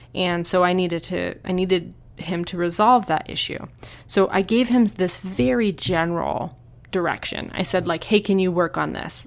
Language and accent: English; New Hampshire, United States; now in Tucson, United States; I moved to Tucson, I'm from New Hampshire